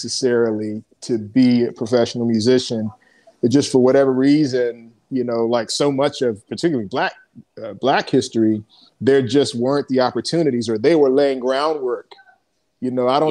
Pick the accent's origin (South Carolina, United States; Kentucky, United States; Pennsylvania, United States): Pennsylvania, United States; Philadelphia; we grew up in Philadelphia